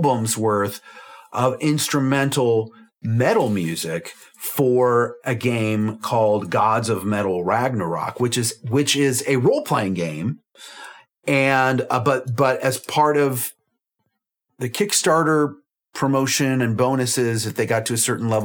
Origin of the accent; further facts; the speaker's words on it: Clifton, Virginia, United States; I grew up in Clifton, Virginia, in Fairfax County, which is close to DC